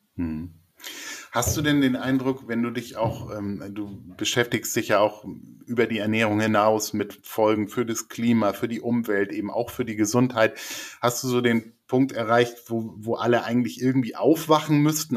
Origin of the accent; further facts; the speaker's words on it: Lübeck, Schleswig-Holstein, Germany; ich komme aus Lübeck, die erste McDonalds-Filiale aufgemacht hat